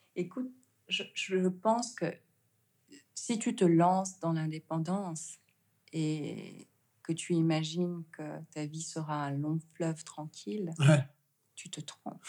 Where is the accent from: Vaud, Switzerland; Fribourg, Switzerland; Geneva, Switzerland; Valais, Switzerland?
Geneva, Switzerland; also born or lived in Senegal; j'ai grandi en Suisse. Euh, la maison, c'est Genève